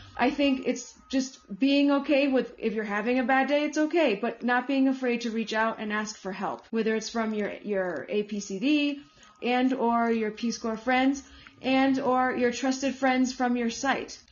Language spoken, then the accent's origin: English; United States; moved away as an adult; also born or lived in Colombia; now in Bogota, Colombia; even though I was born here, but I grew up in the States.